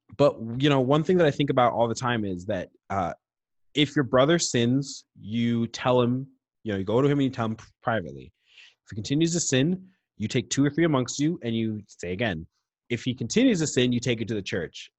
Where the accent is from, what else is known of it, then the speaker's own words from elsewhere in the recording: Nova Scotia, Canada; growing up in Nova Scotia.